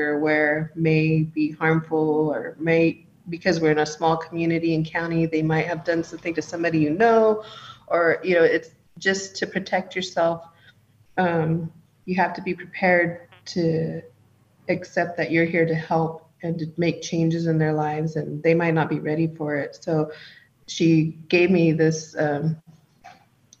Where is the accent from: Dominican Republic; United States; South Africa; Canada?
United States; Round Valley Indian Reservation, California; I'm from the Round Valley Indian Reservation